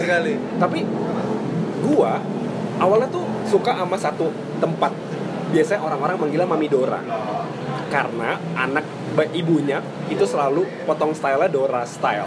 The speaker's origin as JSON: {"language": "Indonesian", "region": "Java", "country": "Indonesia", "said": "gua orang Jawa"}